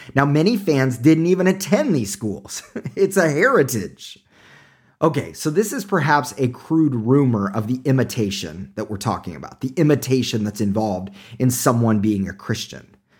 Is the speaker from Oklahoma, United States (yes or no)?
yes; Tulsa, Oklahoma, United States; moved away; I'm originally from Oklahoma